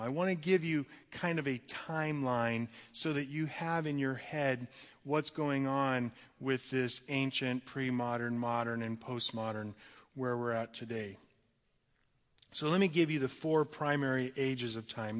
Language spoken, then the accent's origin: English; United States; we as American Christians